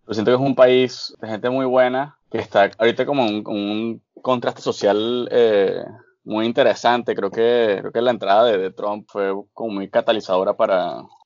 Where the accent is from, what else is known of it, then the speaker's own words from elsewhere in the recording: Barquisimeto, Lara, Venezuela; now in Baltimore, United States; nací en Barquisimeto, eh, vivo en Baltimore, en Estados Unidos